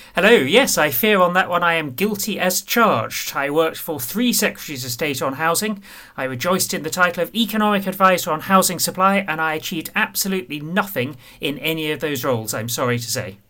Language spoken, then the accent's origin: English; Medway, South East England, United Kingdom; I grew up in Medway